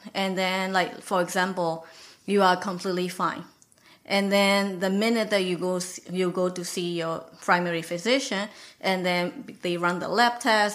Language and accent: English; Myanmar; moved away as an adult; now in United States; I'm from Burma